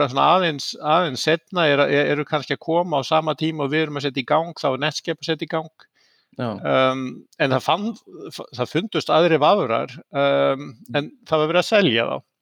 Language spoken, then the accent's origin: Icelandic; Seltjarnarnes, Capital Region, Iceland; moved away as an adult; also born or lived in Oslo, Norway; ég fættur og uppalinn á Íslandi uh, mm. á mhm. Seltjarnesi